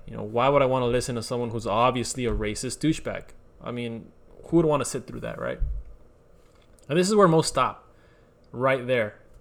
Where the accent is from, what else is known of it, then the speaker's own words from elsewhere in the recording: United States; I am Mexican American. Um, I say Mexican first because my parents are Mexican, both of them are Mexican, and then American uh, because I was born here